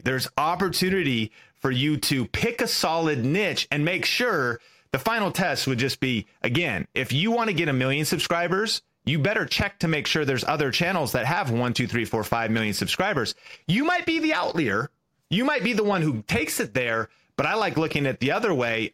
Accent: an hour north of Seattle, Pacific Northwest, Washington, United States; I grew up in Seattle. uh, an hour north, but in the Pacific Northwest

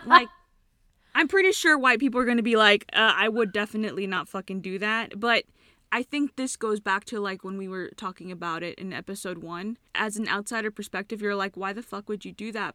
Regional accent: California, United States; I'm from California

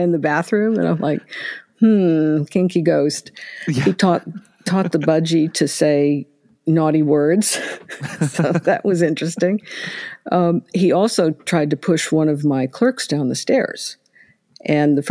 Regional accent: Ohio, United States; also born or lived in Indianapolis, Indiana; We had moved from Indianapolis to here, although I'm originally from Ohio.

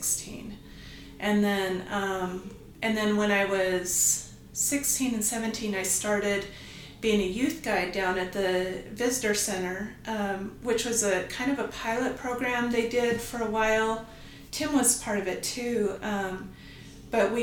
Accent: Mesa, Arizona, United States; also born or lived in Tempe / Queen Creek; I was born in Arizona and grew up in the East Valley of Phoenix, so in the kind of suburbs. We moved from Mesa to Tempe to Queen Creek and back to Mesa.

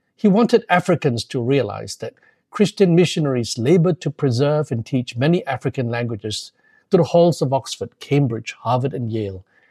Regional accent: Malaysia; moved away as an adult; also born or lived in London, United Kingdom; growing up in a Methodist family in Muslim majority Malaysia

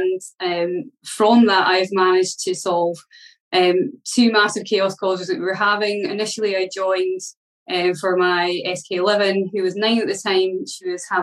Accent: Scotland, United Kingdom; I come from Scotland

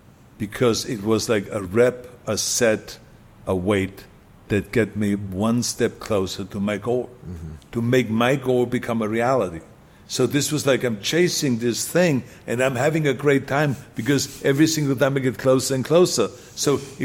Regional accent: Austria; English is a second language; moved away as an adult; now in United States

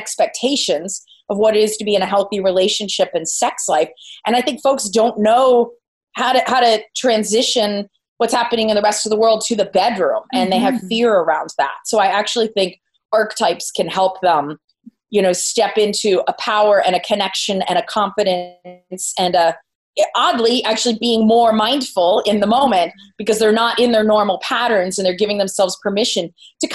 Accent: Phoenixville, Pennsylvania, United States; now in San Diego, United States; back in my hometown in Pennsylvania

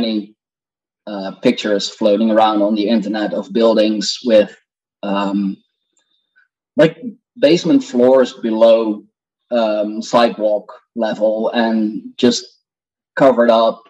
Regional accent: Netherlands; I'm indeed from the Netherlands.

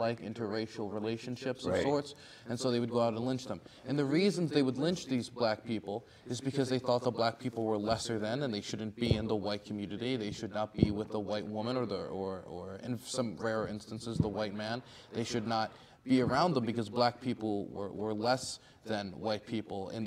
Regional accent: Prince George's County, Maryland, United States; I was born and raised in Prince George's County.

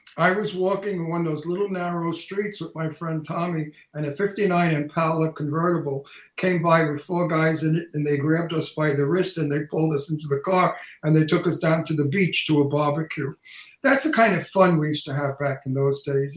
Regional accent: New York City, New York, United States; accent: Brooklyn; my antique Brooklyn accent

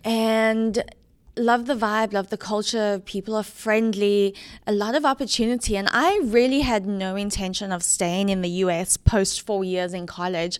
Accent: Johannesburg, Gauteng, South Africa; born or raised there; moved away as an adult; also born or lived in Kentucky / Dallas, Texas; now in Atlanta, United States

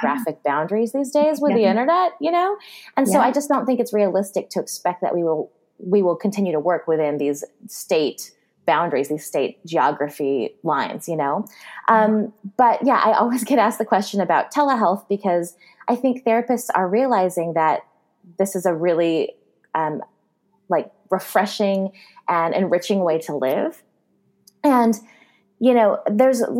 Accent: California, United States; I'm from California

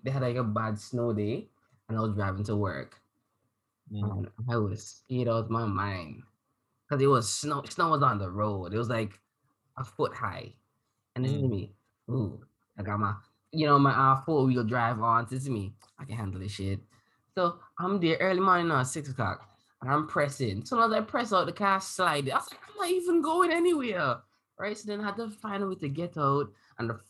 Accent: Antigua & Barbuda; now in Canada; I come from Antigua

